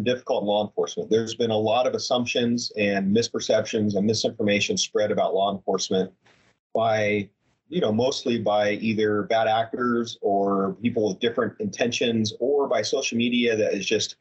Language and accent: English; Portland, Oregon, United States; moved away as an adult; now in Bend, United States; I was born and raised in Portland, so on the non-sunny side of the mountains.